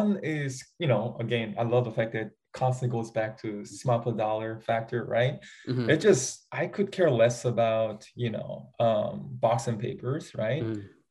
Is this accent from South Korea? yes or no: yes; South Korea; first language Korean; English is a second language; I'm a English learner, with Korean as my first language.